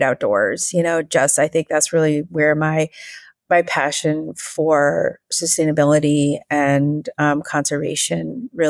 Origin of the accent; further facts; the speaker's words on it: Wisconsin, United States; moved away as an adult; also born or lived in Southern California; now in Vancouver, Canada; I grew up in a state called Wisconsin. In the U.S